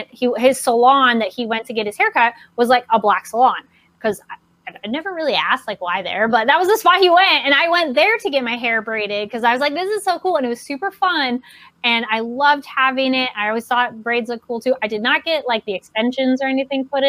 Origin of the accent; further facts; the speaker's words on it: Solvang, California, United States; I grew up in Solvang